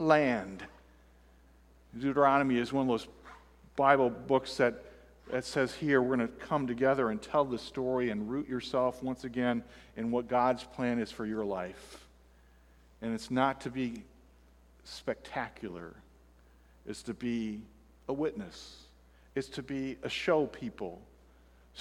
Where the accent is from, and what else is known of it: Fulton, Illinois, United States; born or raised there; moved away; also born or lived in Florida